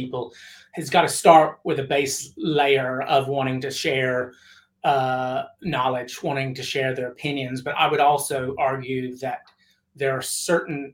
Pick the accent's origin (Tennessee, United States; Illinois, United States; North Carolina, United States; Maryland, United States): Tennessee, United States; I'm from Tennessee